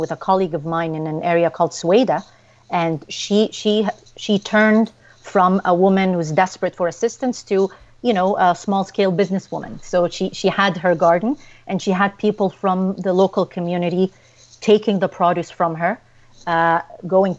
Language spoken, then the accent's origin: English; Ottawa, Ontario, Canada; my hometown of Ottawa